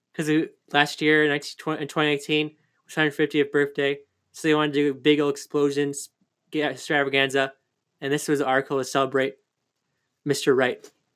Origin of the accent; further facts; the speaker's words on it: California, United States; also born or lived in Oak Park, Illinois; California, my home state.